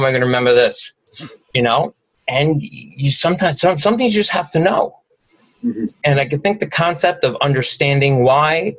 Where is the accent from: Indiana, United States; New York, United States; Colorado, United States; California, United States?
New York, United States; New York City; I grew up in Howard Beach. I went to PS 207, which was up the road.